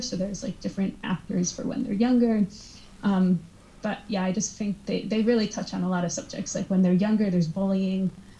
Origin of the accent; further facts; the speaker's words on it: Massachusetts, United States; I'm from Massachusetts, but it's not any different than how I speak.